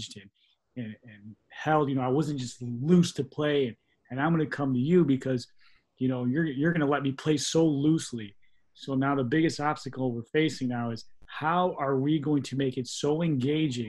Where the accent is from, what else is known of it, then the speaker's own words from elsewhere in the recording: East Chicago, Indiana, United States; also born or lived in Highland, Indiana; growing up in the harbor and then leaving and coming to Highland, Indiana